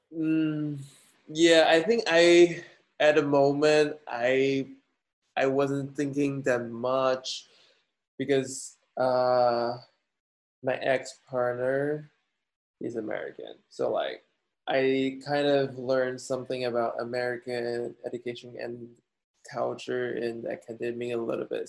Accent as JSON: {"language": "English", "town": "Guangzhou", "region": "Guangdong", "country": "China", "tie": "born or raised there", "also_born_or_lived": "Turin, Italy / Denmark / Shanghai, China", "moved": "as an adult", "lives_now": "United States", "said": "two years in China, in Guangzhou, my hometown"}